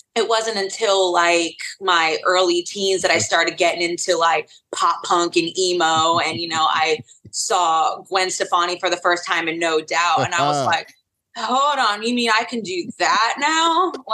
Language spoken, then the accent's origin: English; North Carolina, United States; And I spent a really long time being a part of the local scene